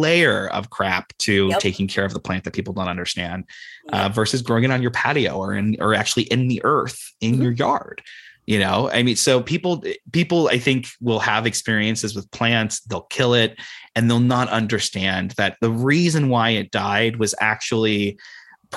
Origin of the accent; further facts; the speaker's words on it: Ohio, United States; now in San Francisco Bay Area, United States; when I was growing up in Ohio